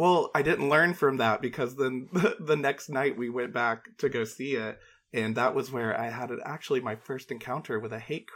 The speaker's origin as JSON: {"language": "English", "region": "North Georgia", "country": "United States", "tie": "born or raised there", "moved": "yes", "lives_now": "Los Angeles, United States", "said": "Oh, I grew up in North Georgia."}